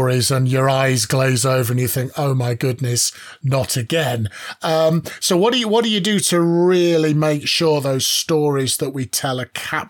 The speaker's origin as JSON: {"language": "English", "country": "United Kingdom", "said": "as a British person, Richard and I are British"}